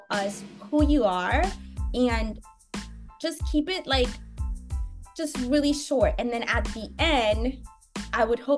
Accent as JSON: {"language": "English", "town": "Buffalo", "region": "New York", "country": "United States", "tie": "born or raised there", "moved": "yes", "lives_now": "Los Angeles, United States", "said": "I grew up partly in Buffalo"}